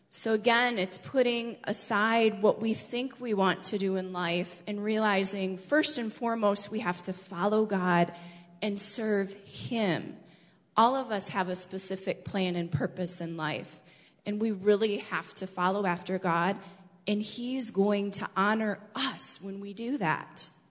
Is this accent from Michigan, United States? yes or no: yes; Michigan, United States; moved away as an adult; I grew up in Michigan and lived there until I was 20 years old